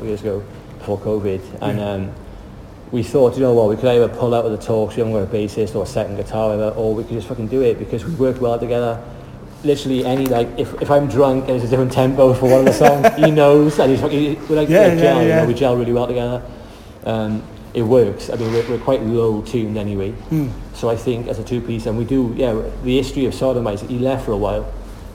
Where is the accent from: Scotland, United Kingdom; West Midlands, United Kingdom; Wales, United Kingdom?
Wales, United Kingdom; Ebbw Vale; We're from Ebbervale, we're both Valley boys